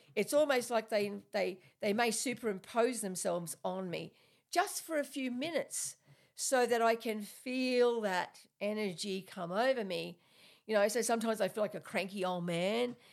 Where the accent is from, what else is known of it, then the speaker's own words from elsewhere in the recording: Australia; I'm Australian, so, and I, you know, I talk a bit weird sometimes